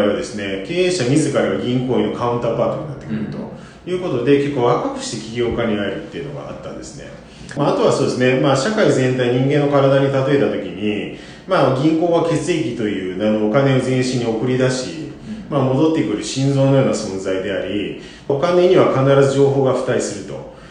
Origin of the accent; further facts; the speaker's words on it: Osaka, Japan; 1975年大阪生まれ